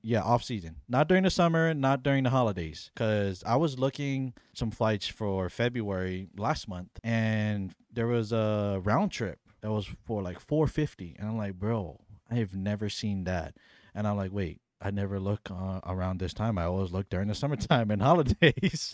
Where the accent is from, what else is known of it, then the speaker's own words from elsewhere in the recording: Hawaii, United States; I grew up on Hawaii, but not my heritage, not my culture's island